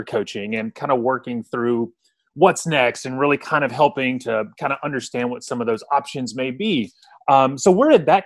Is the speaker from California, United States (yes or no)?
no; Louisiana, United States; I was born and raised in Louisiana